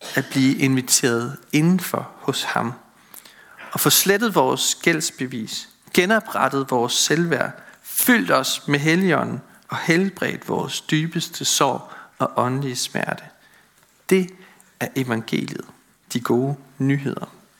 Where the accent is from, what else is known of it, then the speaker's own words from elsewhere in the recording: Møn, Zealand, Denmark; I den landsbykirke, hvor jeg voksede op på Møn